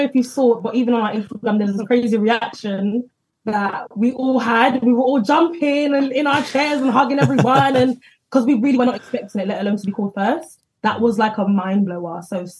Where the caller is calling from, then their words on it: London, United Kingdom; And I'm …. We're sisters. We're joining you from Northwest London.